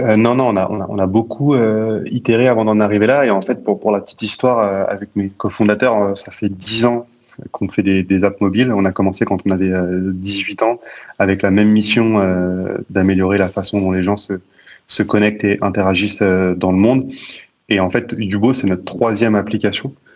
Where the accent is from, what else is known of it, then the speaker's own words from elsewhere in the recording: Paris, Île-de-France, France; moi, je suis né à Paris. J'ai toujours habité à, à Paris